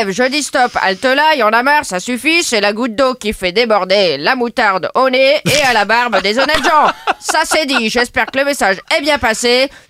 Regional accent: France; Premio, je suis française, donc je râle.

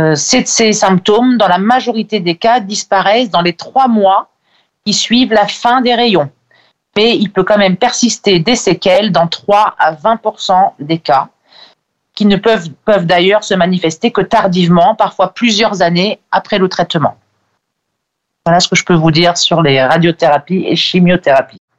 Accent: France; chez nous en France

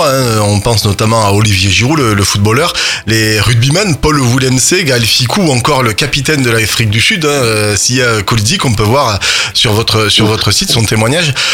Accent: New Zealand; accent: English; French is a second language; now in France

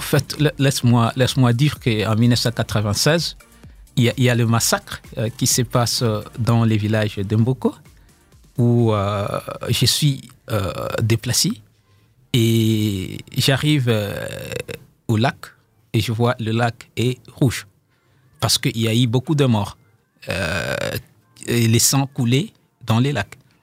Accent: DR Congo; now in South Africa; en tant que Congolais, les gens, ils me disent bon, allez chez toi au Congo faire la paix

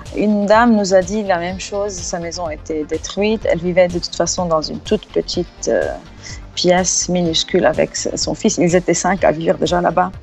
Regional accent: Lebanon; en tant que Libanais

